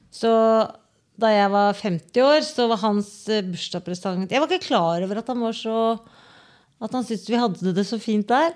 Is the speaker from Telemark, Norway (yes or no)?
yes; Porsgrunn, Telemark, Norway; moved away; also born or lived in Bergen / Oslo; som lita jente så er jeg er fra Valmyrne og gikk på Tveten skole